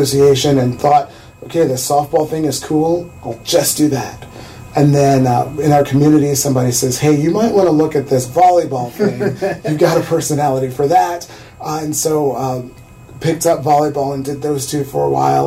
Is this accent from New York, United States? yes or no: no; central Illinois, United States; I grew up here.